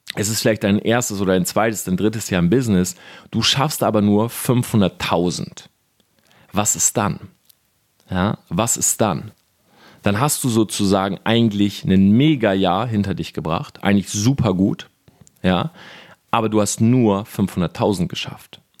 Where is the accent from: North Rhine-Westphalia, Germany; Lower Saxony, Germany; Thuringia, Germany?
Lower Saxony, Germany; Delmhorst; ich komme aus Delmhorst, das ist eine kleine Stadt, 80.000 Einwohner. Und bei uns gibt es sowas nicht